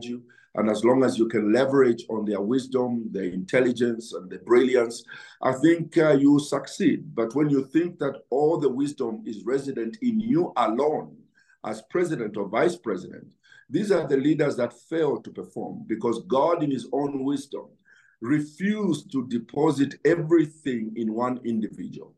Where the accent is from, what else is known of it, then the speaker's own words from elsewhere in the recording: Chinsali, Muchinga Province, Zambia; I grew up in Chinsali, where we never, grew up without shoes on my feet